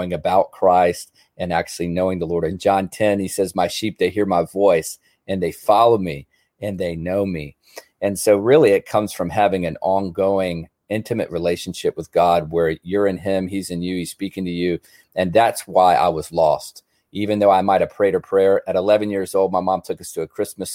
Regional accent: Newport News, Virginia, United States; now in Mechanicsburg, United States; I grew up in Newport News, Virginia

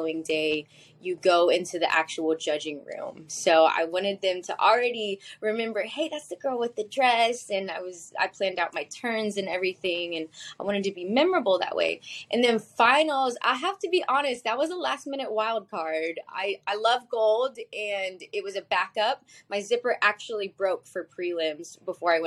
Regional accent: Texas, United States; So I grew up in Texas, but my dad is from Manila, Philippines

